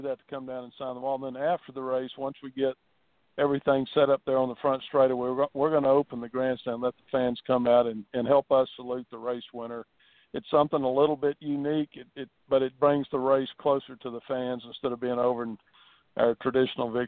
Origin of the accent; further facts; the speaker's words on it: Virginia, United States; moved away; I grew up in Virginia